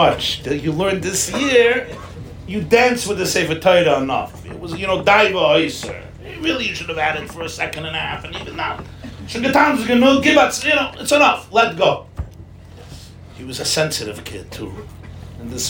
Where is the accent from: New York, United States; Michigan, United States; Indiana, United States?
New York, United States; New York City; I grew up in Crown Heights